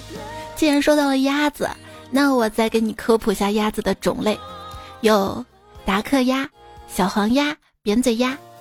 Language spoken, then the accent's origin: Chinese; Shaanxi, China; 我们陕西这边的，嗯，冰封。